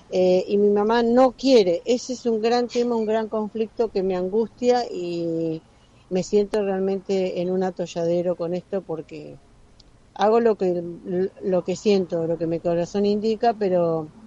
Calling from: Mar del Plata, Buenos Aires Province, Argentina; Buen día, Gaby. … de Mar del Plata. Espero que reconozcas mi voz.

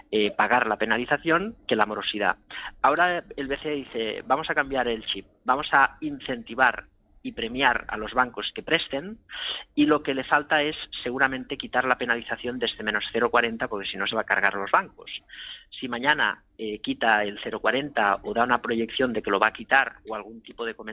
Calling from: Logroño, La Rioja, Spain; Hola, buenas. … de Logroño.

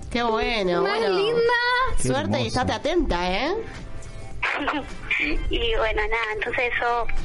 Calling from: San Miguel, Buenos Aires Province, Argentina; De Buenos Aires, San Miguel.

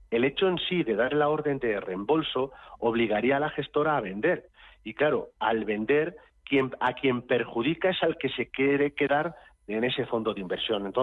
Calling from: Madrid, Community of Madrid, Spain; de Madrid.

